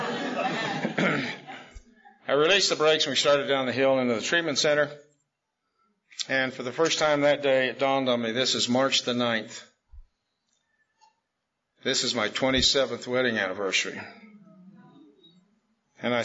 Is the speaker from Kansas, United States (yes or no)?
yes; Wichita, Kansas, United States; I was born in Wichita, Kansas, September 1938